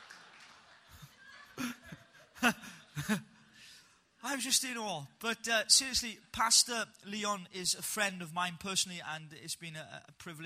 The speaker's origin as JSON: {"language": "English", "region": "Wales", "country": "United Kingdom", "said": "I'm a proper Welshman"}